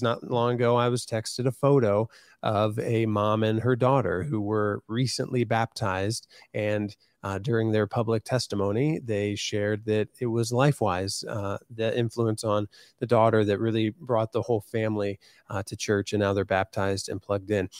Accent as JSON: {"language": "English", "town": "Van Wert", "region": "Ohio", "country": "United States", "tie": "born or raised there", "moved": "as an adult", "lives_now": "Columbus, United States", "said": "I live in Columbus now, but I was in my hometown of Van Wert"}